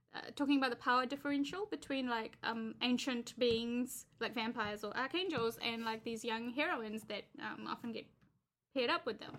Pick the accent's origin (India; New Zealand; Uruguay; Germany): New Zealand; I'm a Kiwi